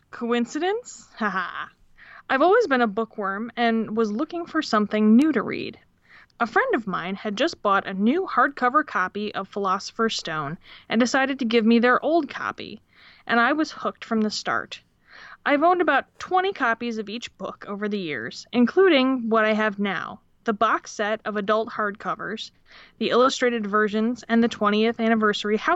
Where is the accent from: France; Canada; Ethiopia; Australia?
Australia; from Australia.